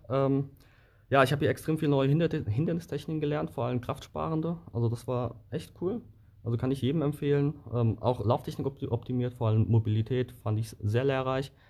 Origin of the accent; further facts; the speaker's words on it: Bavaria, Germany; ich würde mir als äh, Bayer, wie, wenn man es noch nicht gehört hat, doch gerne Berge wünschen.